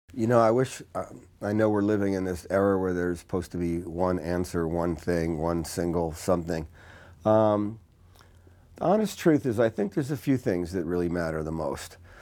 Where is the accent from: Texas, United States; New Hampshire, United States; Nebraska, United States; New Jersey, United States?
New Jersey, United States; Newark; I grew up in Newark, New Jersey